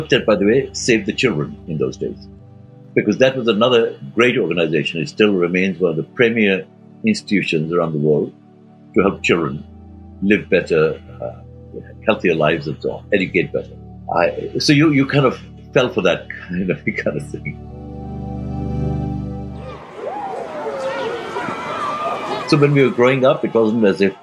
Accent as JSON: {"language": "English", "town": "Karachi", "region": "Sindh", "country": "Pakistan", "tie": "born or raised there", "also_born_or_lived": "Bournemouth / London", "moved": "as an adult", "said": "I was growing up in Karachi, in Pakistan"}